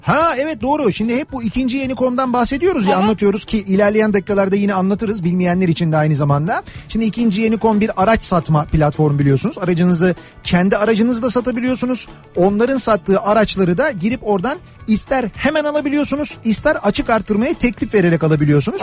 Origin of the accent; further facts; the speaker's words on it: Istanbul, Turkey; moved away; ben İstanbulluyum ve İstanbul'da doğup büyüdüğüm için seviyorum İstanbul'u.